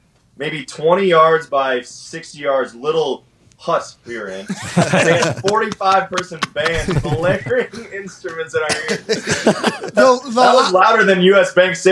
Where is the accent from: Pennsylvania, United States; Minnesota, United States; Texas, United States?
Minnesota, United States; Detroit Lakes; Northern Minnesota, Detroit Lakes.